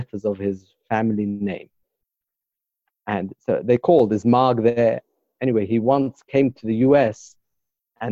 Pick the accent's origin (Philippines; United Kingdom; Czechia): United Kingdom; London; accent: British; moved away as an adult; now in Jerusalem, Israel; I grew up in London, England. And then before I married, I went to study in yeshiva in Jerusalem. And I've been there since.